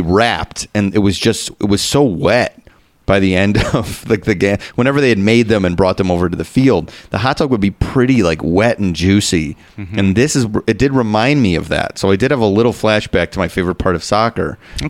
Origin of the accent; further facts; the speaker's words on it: Chicago, Illinois, United States; I'm from Chicago.